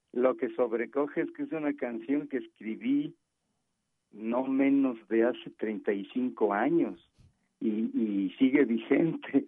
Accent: Mexico; como mexicanos

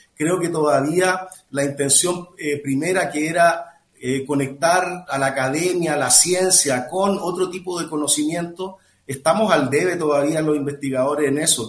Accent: Chile; now in Mexico; yo soy chileno

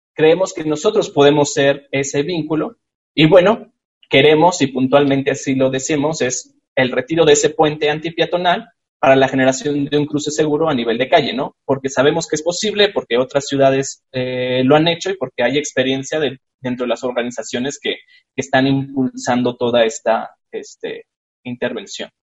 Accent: Chihuahua, Mexico; en Chihuahua, de donde soy yo

